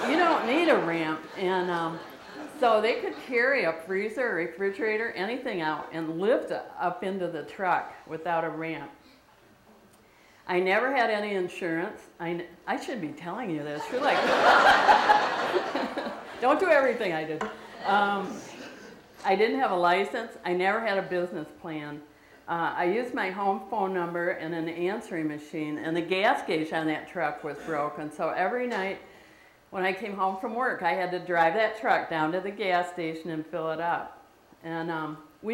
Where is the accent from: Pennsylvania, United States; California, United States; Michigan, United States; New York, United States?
Michigan, United States; Lansing; I grew up in Michigan, near in the Lansing area